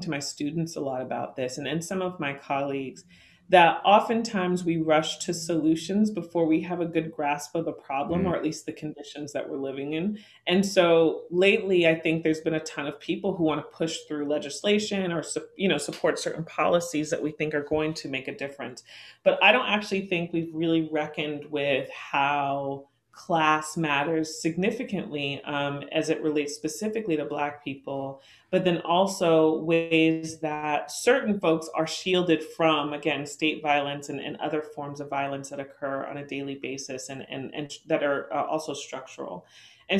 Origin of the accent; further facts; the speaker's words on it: Oakland, California, United States; here in my hometown, Oakland